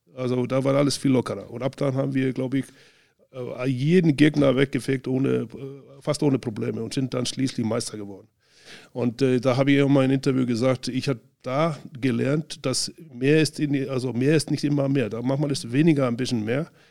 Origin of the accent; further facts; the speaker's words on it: Northeastern Region, Iceland; German is a second language; moved away as an adult; also born or lived in Spain; dann ab in den Norden, Nordisland wieder, wo ich herkomme